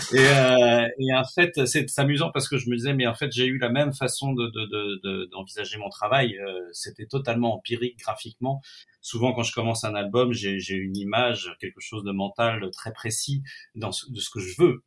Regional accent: Nantes, Pays de la Loire, France; je suis, je suis nantais d'origine et que je connais bien cette ville

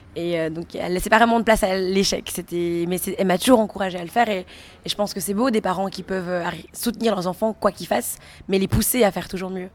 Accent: Belgium; moi je suis belge

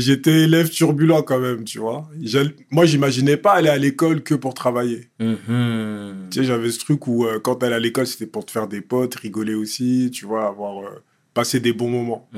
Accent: Évry-Courcouronnes, Île-de-France, France; j'ai grandi dans un quartier bah, populaire, tu vois. À Évry-Courcouronne

